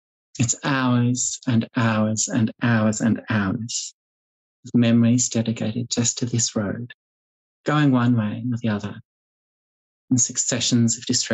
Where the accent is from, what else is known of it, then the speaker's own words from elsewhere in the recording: Queensland, Australia; the long and very, very lonely hours of growing up in rural Queensland as a child